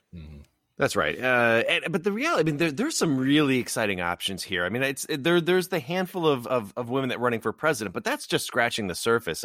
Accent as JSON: {"language": "English", "region": "Illinois", "country": "United States", "tie": "born or raised there", "said": "my home state of Illinois"}